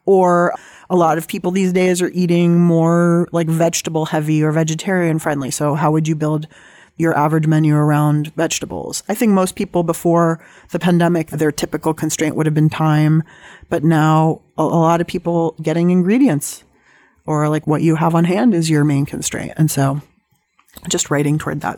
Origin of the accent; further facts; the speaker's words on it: San Diego, California, United States; I grew up in San Diego